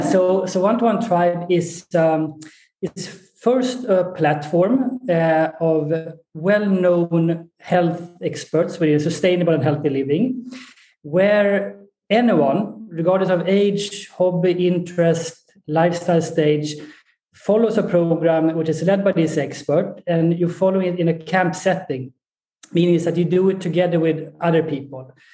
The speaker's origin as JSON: {"language": "English", "country": "Sweden", "tie": "born or raised there", "also_born_or_lived": "Colorado, United States / Egypt / Saudi Arabia", "moved": "as an adult", "said": "I'm uh, born and raised in Sweden."}